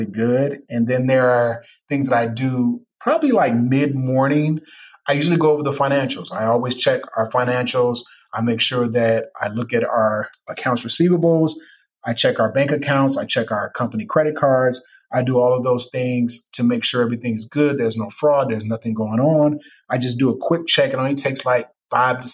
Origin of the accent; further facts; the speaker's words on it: Chicago, Illinois, United States; me being a Chicagoan